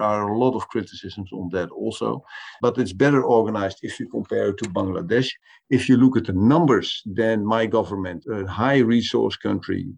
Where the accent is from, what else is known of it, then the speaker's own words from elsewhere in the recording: Netherlands; the Dutch government, for instance, my own government